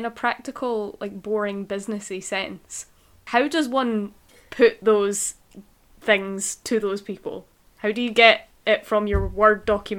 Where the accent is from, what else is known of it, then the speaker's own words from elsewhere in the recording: Scotland, United Kingdom; I mean, if it makes you feel better, we A as well. Yeah, Scottish people A all the time.